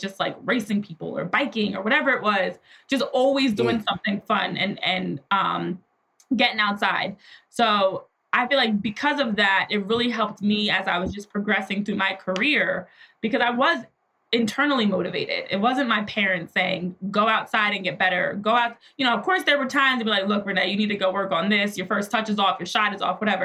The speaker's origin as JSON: {"language": "English", "region": "New Jersey", "country": "United States", "tie": "born or raised there", "said": "I grew up in New Jersey and played sports my entire life"}